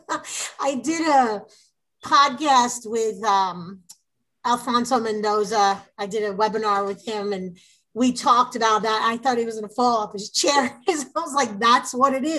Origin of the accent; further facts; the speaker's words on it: New York, United States; now in Texas, United States; we're from New York